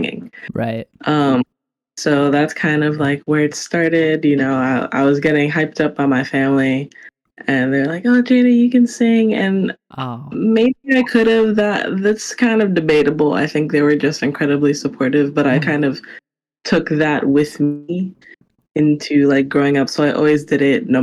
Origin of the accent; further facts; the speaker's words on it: New York City, New York, United States; Born and raised in New York City